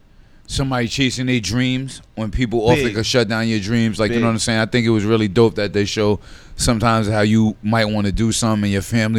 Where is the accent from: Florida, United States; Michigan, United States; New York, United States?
New York, United States; Westchester; We're from Westchester.